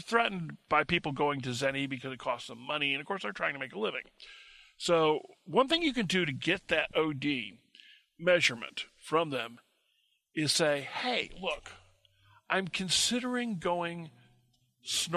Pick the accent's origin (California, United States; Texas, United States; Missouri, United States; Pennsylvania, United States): Missouri, United States; I'm from Missouri